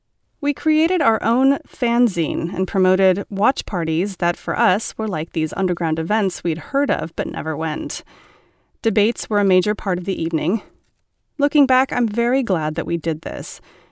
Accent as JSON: {"language": "English", "region": "Rio de Janeiro", "country": "Brazil", "tie": "born or raised there", "said": "I was born in August 1969 in Rio de Janeiro, Brazil."}